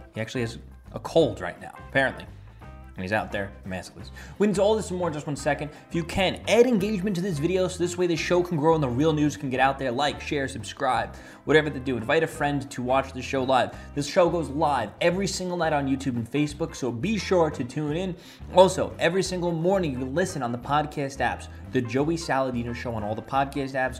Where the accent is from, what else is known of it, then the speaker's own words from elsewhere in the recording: New York City, New York, United States; my hometown in Staten Island